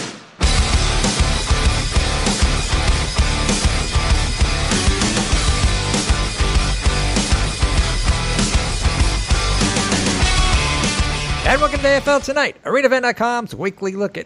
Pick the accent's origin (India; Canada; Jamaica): Canada; I'm proud Canadian.